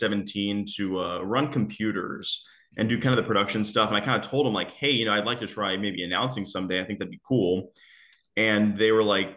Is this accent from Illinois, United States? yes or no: no; Houston, Texas, United States; also born or lived in Tomball, Texas / The Woodlands, Texas; I really do claim Atascocita as my hometown. I lived there from fifth grade all the way up until I was probably 19 or 20